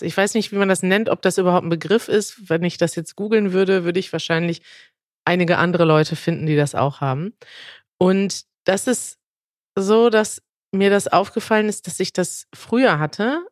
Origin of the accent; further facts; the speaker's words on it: Germany; als Deutsche